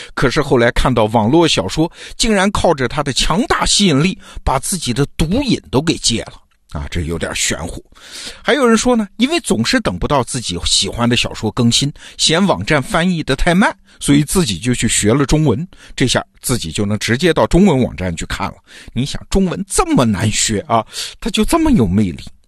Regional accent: China; 我们中国人

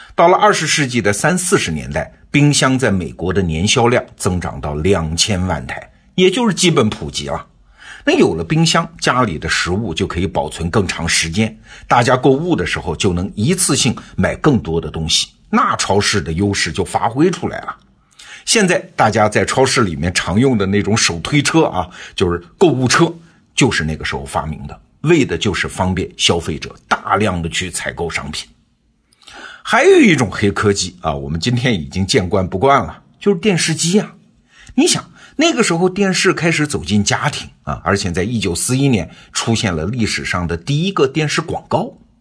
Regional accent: China; 我们中国人

